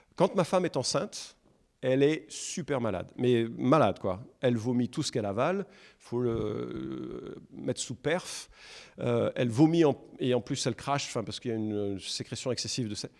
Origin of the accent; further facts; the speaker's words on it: France; nous, en France, on est français